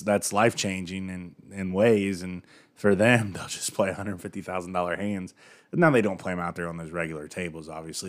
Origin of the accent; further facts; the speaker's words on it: United States; I'm from the United States